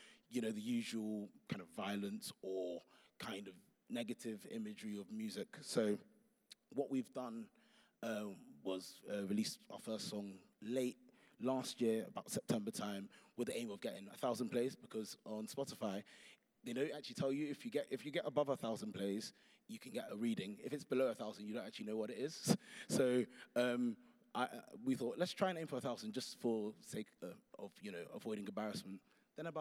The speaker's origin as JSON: {"language": "English", "region": "London", "country": "United Kingdom", "moved": "as an adult", "lives_now": "Birmingham, United Kingdom", "said": "I'm a Londoner."}